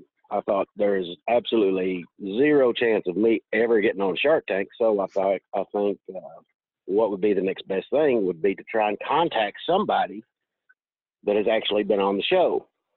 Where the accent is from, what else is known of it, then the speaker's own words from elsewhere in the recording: Kentucky, United States; Western Kentucky.